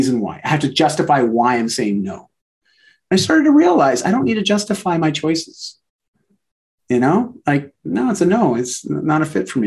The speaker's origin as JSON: {"language": "English", "country": "Canada", "said": "I'm Canadian"}